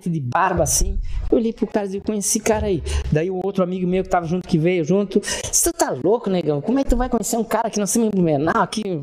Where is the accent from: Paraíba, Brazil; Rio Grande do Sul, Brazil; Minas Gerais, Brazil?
Rio Grande do Sul, Brazil; Erechim; é, é gaúcho. Sou gaúcho.